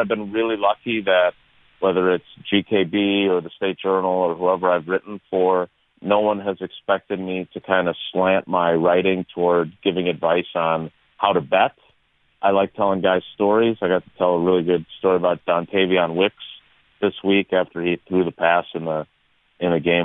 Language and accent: English; Milwaukee, Wisconsin, United States; when I was a kid growing up in Milwaukee on the south side